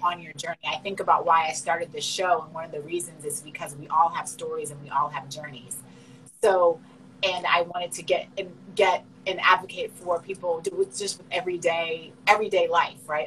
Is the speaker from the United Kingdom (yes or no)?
no; Canada; I'm Canadian